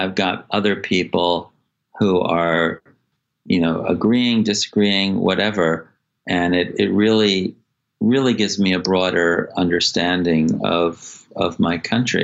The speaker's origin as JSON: {"language": "English", "country": "United States", "also_born_or_lived": "Singapore", "said": "as an American"}